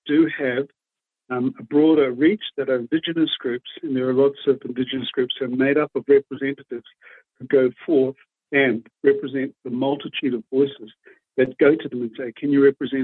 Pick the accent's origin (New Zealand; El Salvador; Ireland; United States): New Zealand; Waikato; I'm from the Tainui tribe in Waikato in New Zealand